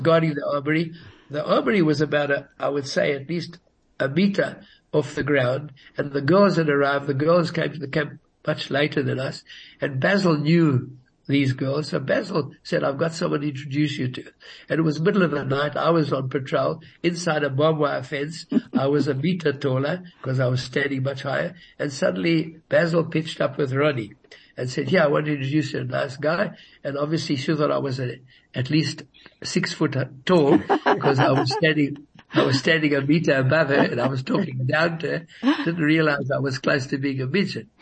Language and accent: English; Johannesburg, Gauteng, South Africa; first language Yiddish; English is a second language; I was born in Johannesburg